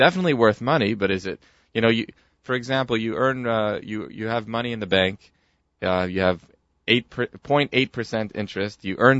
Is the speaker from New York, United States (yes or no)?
yes; New York City, New York, United States; We're from New York City.